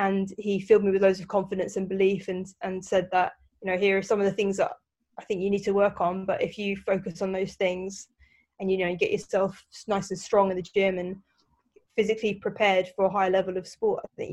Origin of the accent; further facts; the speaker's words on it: London, United Kingdom; I grew up in South London